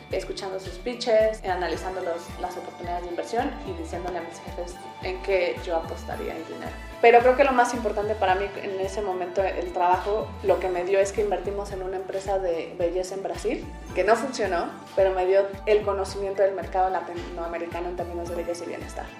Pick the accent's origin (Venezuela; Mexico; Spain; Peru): Mexico; moved away as an adult; also born or lived in England / Germany; Soy mexicana, viví la mayoría de mi vida en México hasta que después me fui a hacer una maestría en Inglaterra